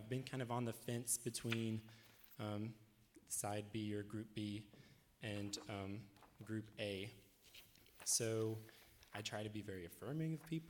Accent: Rural Retreat, Virginia, United States; I'm not from Harrisonburg. Originally, I'm from a small town in Southwest Virginia called Rural Retreat

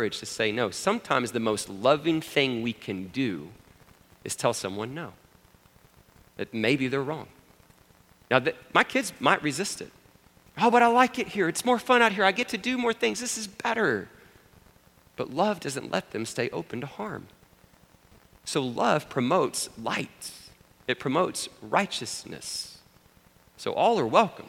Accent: Abilene, Texas, United States; growing up in Abilene, I grew up Presbyterian

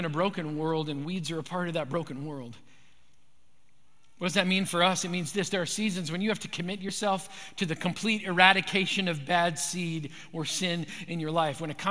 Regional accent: Manitoba, Canada; When I grew up in Manitoba

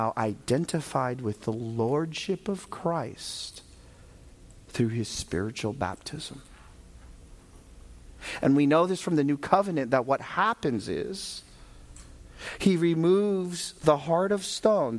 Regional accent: Vallejo, California, United States; moved away; when I go back there, many of my friends knew me before I was saved. They knew what I was about. That's my hometown.

